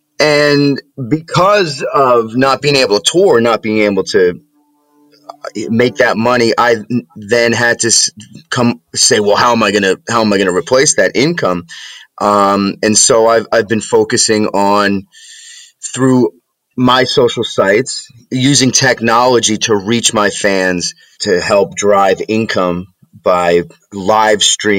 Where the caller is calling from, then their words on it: Preston Hollow, New York, United States; I'm in rural New York State. I'm in a very, very small town in central New York called Preston Hollow.